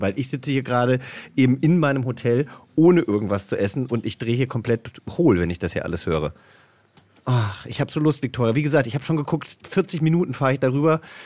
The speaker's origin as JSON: {"language": "German", "region": "Hesse", "country": "Germany", "also_born_or_lived": "Franconia / Bavaria", "moved": "yes", "lives_now": "Berlin, Germany", "said": "ich komme ja aus Hessen"}